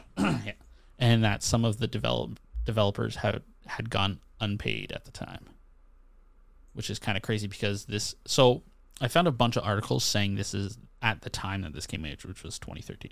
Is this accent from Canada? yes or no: yes; Canada; as a Canadian with a lot of American friends